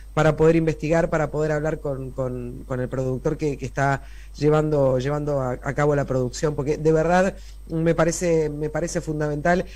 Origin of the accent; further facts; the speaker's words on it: Argentina; a nosotros como argentinos